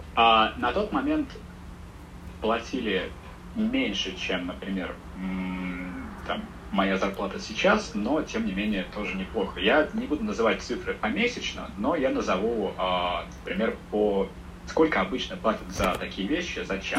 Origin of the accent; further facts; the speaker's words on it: Russia; now in China; я русский